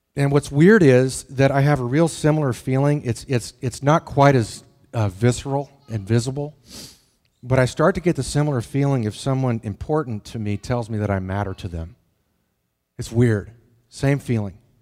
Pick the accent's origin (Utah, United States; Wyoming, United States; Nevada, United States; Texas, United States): Wyoming, United States; the Tetons; moved away; I grew up in the Tetons.